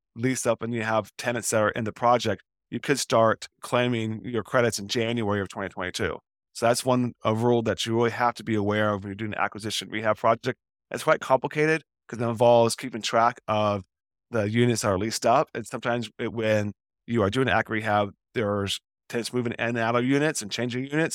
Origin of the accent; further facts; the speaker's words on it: Portland, Oregon, United States; I'm from Portland, Oregon, and the headquarters of Nike are here